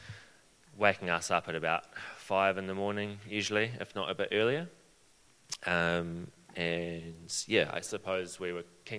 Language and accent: English; Christchurch, Canterbury, New Zealand; also born or lived in Wellington; I grew up in Christchurch